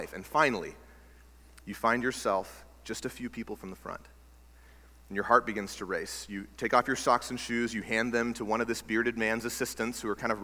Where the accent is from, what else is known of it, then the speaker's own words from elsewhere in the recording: Texas, United States; now in Alaska, United States; I grew up in Texas